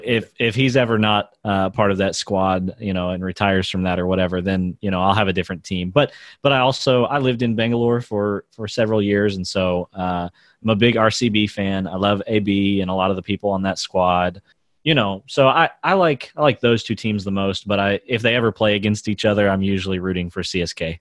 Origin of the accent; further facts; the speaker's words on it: United States; I'm a white guy in America